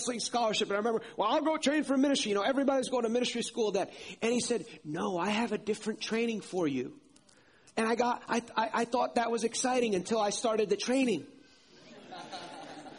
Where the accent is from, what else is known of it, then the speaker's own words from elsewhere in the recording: outside New York City, United States; now in North Carolina, United States; I grew up outside New York City